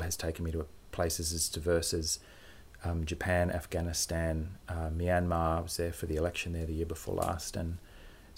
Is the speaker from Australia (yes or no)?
yes; Perth, Western Australia, Australia; I went to Bull Creek Primary.